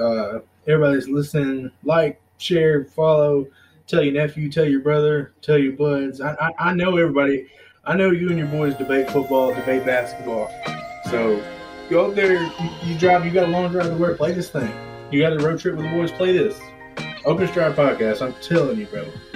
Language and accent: English; Dallas, Texas, United States; I'm from Dallas